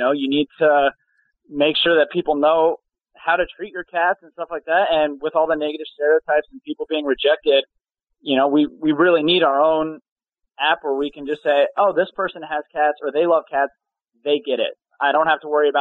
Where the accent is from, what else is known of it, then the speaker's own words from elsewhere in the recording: Colorado, United States; moved away as an adult; also born or lived in New York; now in Los Angeles, United States; I'm actually from Colorado, and then I actually moved to New York for modeling and then L.A. for acting.